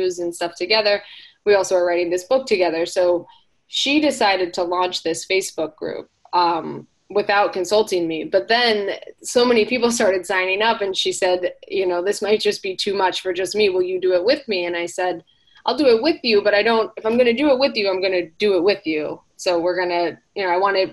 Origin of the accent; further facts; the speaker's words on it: South Florida, United States; also born or lived in Hawaii; I grew up in South Florida for the most part, but we would spend our summers out in Hawaii as a family